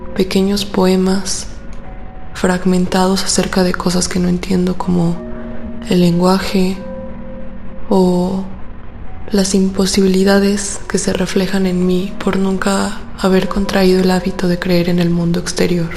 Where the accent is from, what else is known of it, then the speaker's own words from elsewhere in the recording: Aguascalientes, Mexico; now in Mexico City, Mexico; soy de Aguascalientes pero vivo en la Ciudad de México